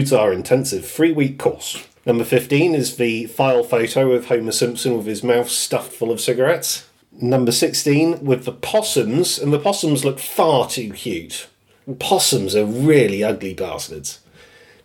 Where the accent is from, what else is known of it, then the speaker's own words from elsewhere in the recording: United Kingdom; I'm British